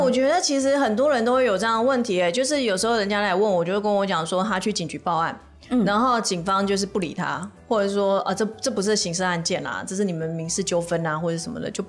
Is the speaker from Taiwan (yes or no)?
yes; Taiwan; 我们是台湾人，